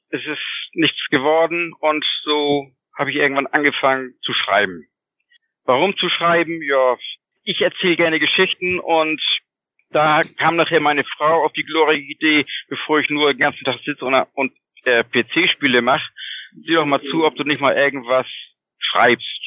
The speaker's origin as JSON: {"language": "German", "town": "Kiel", "region": "Schleswig-Holstein", "country": "Germany", "said": "ich komme aus schön Schleswig-Holstein"}